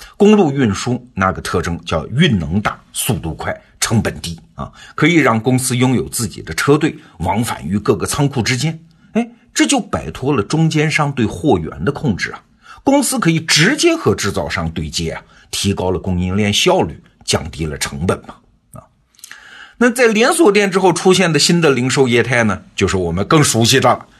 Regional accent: China; 我们中国人

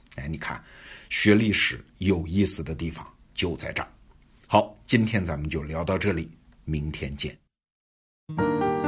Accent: China; 我们中国人

